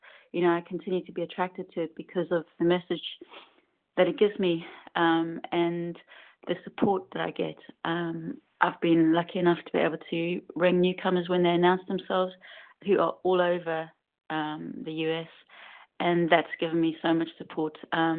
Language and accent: English; South Africa; now in United Kingdom; I'm in the UK, but I'm originally from South Africa.